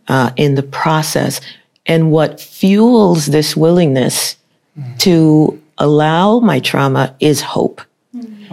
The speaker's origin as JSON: {"language": "English", "country": "United States", "tie": "born or raised there", "said": "my parents are from Haiti. I was born in the United States"}